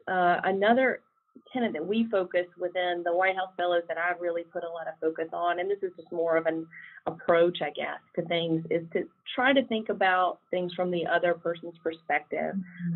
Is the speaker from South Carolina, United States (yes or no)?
yes; South Carolina, United States; I am uh, from South Carolina originally, as you might be able to detect from my accent